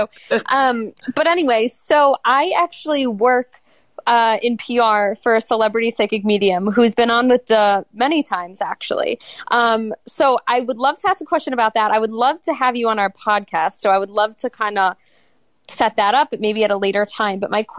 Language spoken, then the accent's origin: English; Buffalo, New York, United States; Buffalo. But everyone says I sound like I'm from New York.